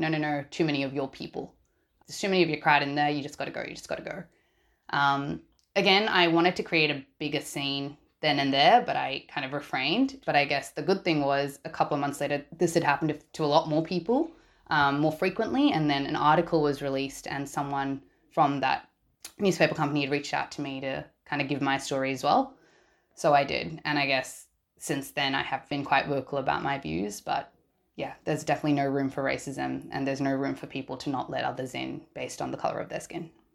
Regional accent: Australia; I am a Sri Lankan born and raised in Australia

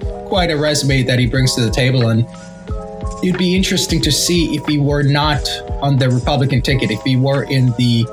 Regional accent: Jamaica; I'm Jamaican.

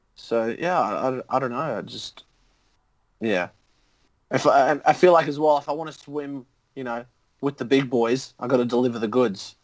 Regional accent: Sydney, New South Wales, Australia; accent: Australian; also born or lived in Canada / United States; came here in like 97

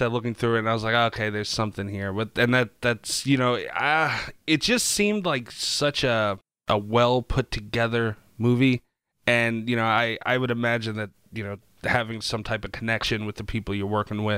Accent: New York, United States; I'm from New York also

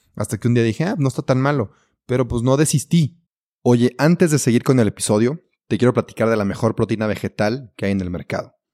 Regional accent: Mexico; also born or lived in Belgium; así somos los mexicanos

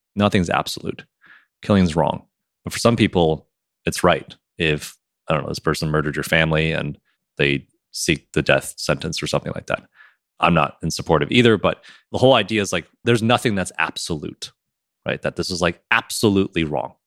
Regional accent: Michigan, United States; moved away; I'm from Michigan

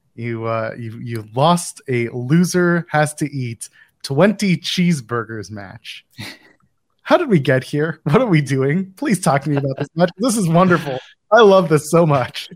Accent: Ottawa, Ontario, Canada; I grew up in Ottawa

